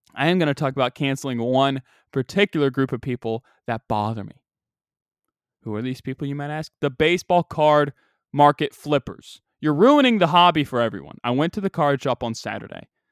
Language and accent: English; United States; I'm from a southern-ish state. We're at the gate of the Bible Belt.